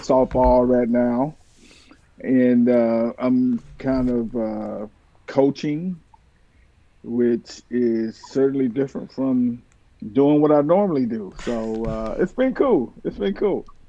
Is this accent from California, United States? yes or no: no; Sanford, Florida, United States; I grew up in Sanford